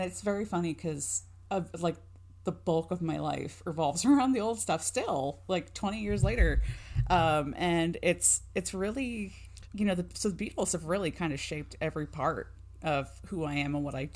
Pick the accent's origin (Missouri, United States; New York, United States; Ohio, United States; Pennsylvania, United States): Ohio, United States; I grew up in Ohio